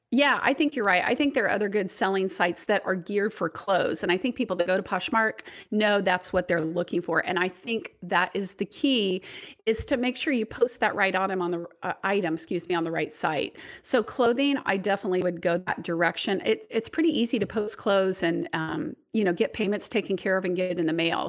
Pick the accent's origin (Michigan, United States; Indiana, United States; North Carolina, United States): Indiana, United States; my hometown and around Indiana